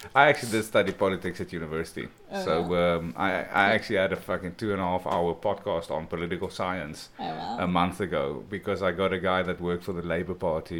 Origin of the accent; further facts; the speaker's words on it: South Africa; moved away; also born or lived in Poland; growing up in South Africa